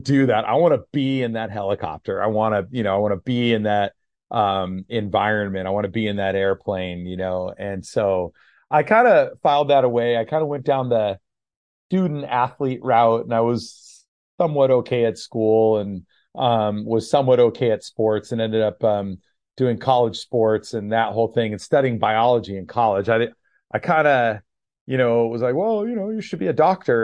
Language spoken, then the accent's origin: English; Monterey Bay area, California, United States; also born or lived in Gilroy, California; Grew up in the Monterey Bay area